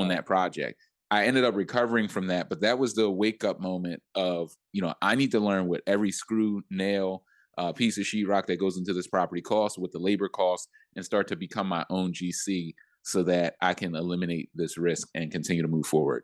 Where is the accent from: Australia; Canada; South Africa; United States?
United States; Philadelphia, Pennsylvania; moved away; also born or lived in New York; I'm from Philly and I have a lot of resources there